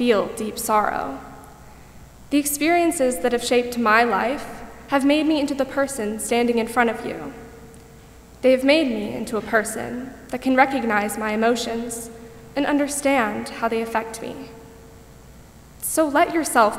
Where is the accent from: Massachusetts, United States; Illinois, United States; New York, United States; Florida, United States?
Florida, United States; Parkland; my hometown of Parkland, Florida